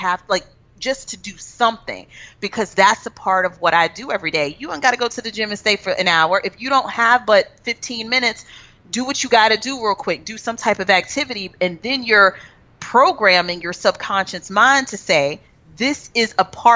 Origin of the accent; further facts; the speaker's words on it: Texas, United States; I'm from Texas